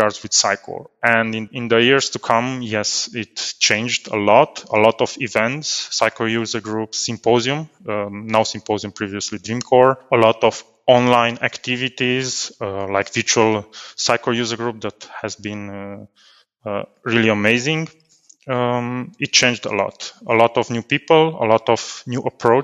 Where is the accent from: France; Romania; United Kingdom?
Romania; Cluj-Napoca, Cluj County; I'm from Cluj-Napoca, Romania, in a region called Transylvania